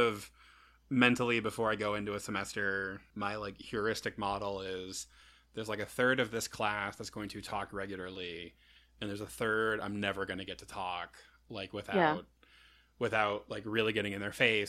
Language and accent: English; Indianapolis, Indiana, United States; I'm from Indianapolis